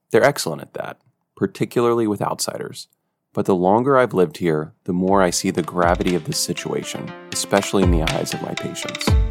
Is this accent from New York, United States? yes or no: no; Georgia, United States; moved away; also born or lived in Haiti; My home state of Georgia